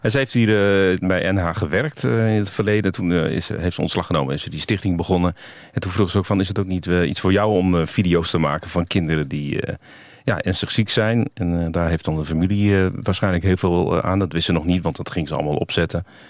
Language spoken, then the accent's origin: Dutch; Groningen, Netherlands; moved away; ik kom uit Groningen oorspronkelijk